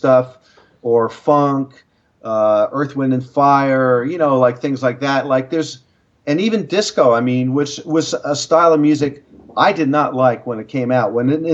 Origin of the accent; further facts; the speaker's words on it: New York, United States; moved away; also born or lived in Boston; I'm a New Yorker.